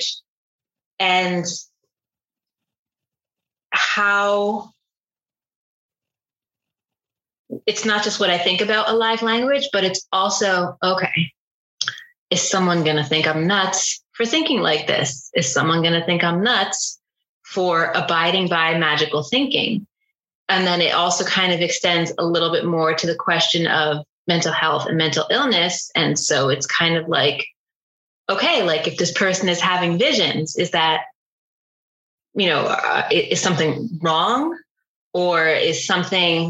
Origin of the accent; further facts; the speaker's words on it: Northern New Jersey, United States; from my natal culture growing up in Northern New Jersey, you know, blue collar culture